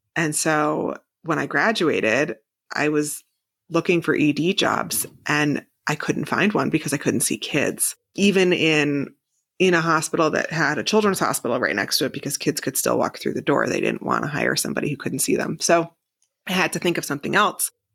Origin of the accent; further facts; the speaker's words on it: New Jersey, United States; moved away as an adult; also born or lived in Manhattan / Hoboken / Oklahoma; now in Columbus, United States; being from New Jersey my whole life and living in Manhattan